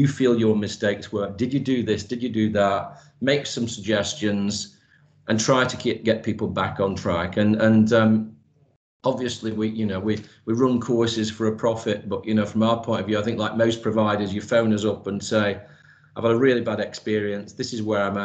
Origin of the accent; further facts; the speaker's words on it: Manchester, North West England, United Kingdom; moved away as an adult; now in United Arab Emirates; I've been in the UAE now for 16 years, but I was born and raised in Manchester.